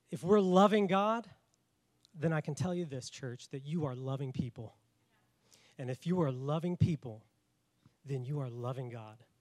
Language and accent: English; Washington, United States; accent: north; moved away as an adult; also born or lived in Colorado Springs, Colorado / Tulsa, Oklahoma; now in South Carolina, United States; I was from Washington. I I sound very north